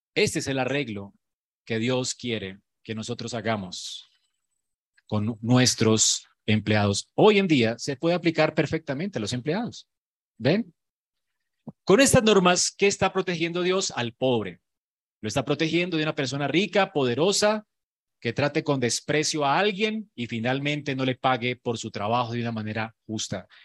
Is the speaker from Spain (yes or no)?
no; Colombia; Los colombianos somos increíbles en creatividad